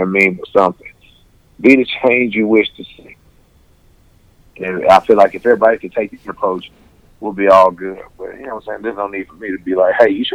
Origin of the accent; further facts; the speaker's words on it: Houston, Texas, United States; I'm from the southwest side of Houston, Texas. I'm from Forum Park